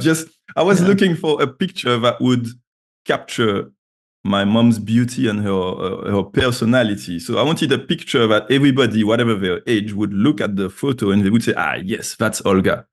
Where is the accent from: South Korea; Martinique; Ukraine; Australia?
Martinique; moved away as an adult; also born or lived in Paris, France / Edinburgh, United Kingdom / Baltimore, United States; now in London, United Kingdom; I'm from Martinique, which is a French Caribbean island. Um, so yeah, I was raised down there. I left when I was 18